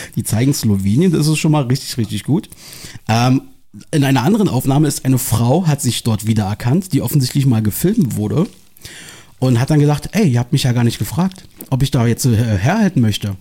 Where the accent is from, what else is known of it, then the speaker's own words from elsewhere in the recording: Berlin, Germany; meiner Heimat äh, wieder optisch auch ein bisschen treuer, wo ich herkomme hier. Aus dem Osten von Berlin